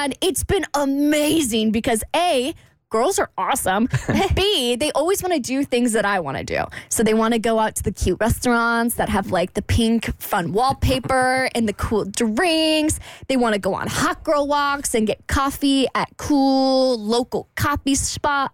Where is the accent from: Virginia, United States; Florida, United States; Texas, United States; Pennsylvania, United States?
Florida, United States; Jacksonville; moved away as an adult; I come from Jacksonville. That's where I grew up